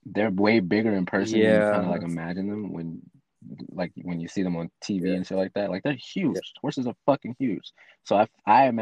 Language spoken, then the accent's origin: English; Michigan, United States; now in Atlanta, United States; I was born in Michigan